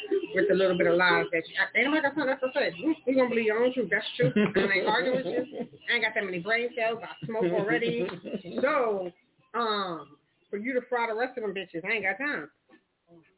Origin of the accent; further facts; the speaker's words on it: New York City, New York, United States; now in Atlanta, United States; I'm from Queens